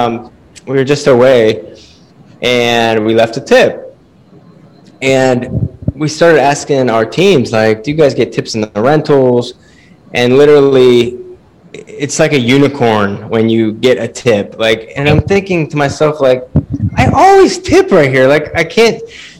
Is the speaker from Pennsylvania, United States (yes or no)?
yes; Pennsylvania, United States; also born or lived in Las Vegas; now in Delaware, United States; I grew up in like the mountains in Pennsylvania